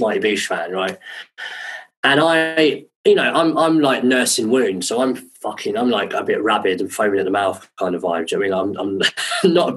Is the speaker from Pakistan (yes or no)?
no; Croydon, London, United Kingdom; also born or lived in Brighton; I'm from Croydon as well